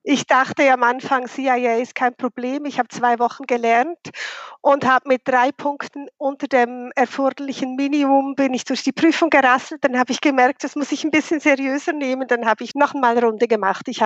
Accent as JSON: {"language": "German", "region": "Bern", "country": "Switzerland", "lives_now": "Zürich, Switzerland", "said": "Also, ich bin Schweizerin, wie man das gut hört ursprünglich von Bern, der Hauptstadt, bin dann wegen dem Job nach Zürich gegangen."}